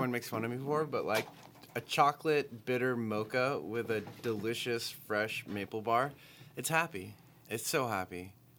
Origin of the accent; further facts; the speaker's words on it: United States; As an American, I love donuts.